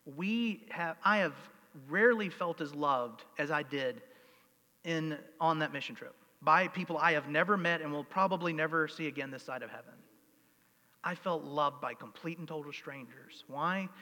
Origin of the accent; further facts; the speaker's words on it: United States; I'm an American.